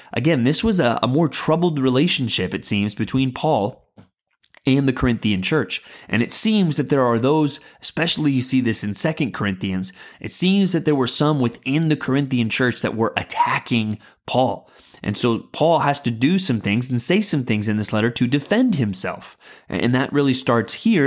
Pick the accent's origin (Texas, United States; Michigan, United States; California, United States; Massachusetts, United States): Texas, United States; San Antonio; I grew up in San Antonio, Texas, famously the home of the Alamo